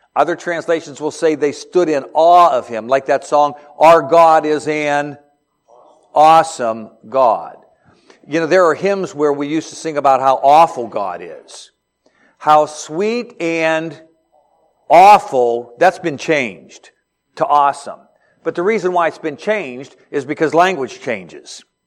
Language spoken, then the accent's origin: English; Beaver Falls, Pennsylvania, United States; I'm from Beaver Falls, Pennsylvania, hometown of Joe Namath